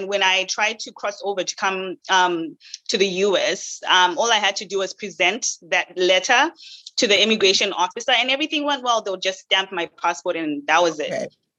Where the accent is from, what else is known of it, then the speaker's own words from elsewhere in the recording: Zimbabwe; moved away as an adult; also born or lived in Canada / Caribbean; now in United States; I am actually Zimbabwean. I was born and raised in Zimbabwe, and I moved to Canada at the age of 19 just to pursue better educational opportunities.